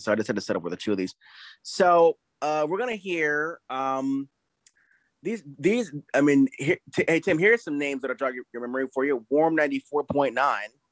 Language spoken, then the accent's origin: English; Tampa Bay, Florida, United States; born or raised there; moved away; also born or lived in Atlanta, Georgia